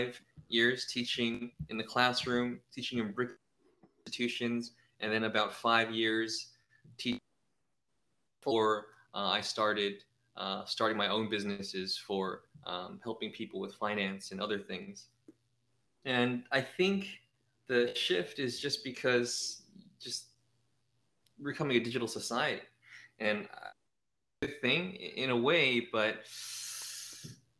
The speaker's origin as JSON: {"language": "English", "town": "San Francisco", "region": "California", "country": "United States", "tie": "born or raised there", "also_born_or_lived": "San Jose", "moved": "as an adult", "lives_now": "Thailand", "said": "I was born and raised in San Francisco"}